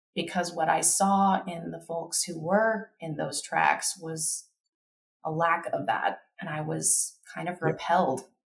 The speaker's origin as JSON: {"language": "English", "region": "Kentucky", "country": "United States", "tie": "born or raised there", "moved": "yes", "lives_now": "Denver, United States", "said": "I grew up in Kentucky."}